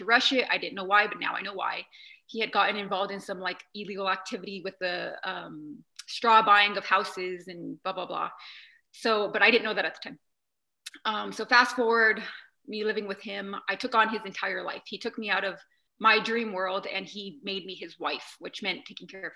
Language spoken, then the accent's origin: English; New Mexico, United States; where I come from, I'm from New Mexico, and we're a certain culture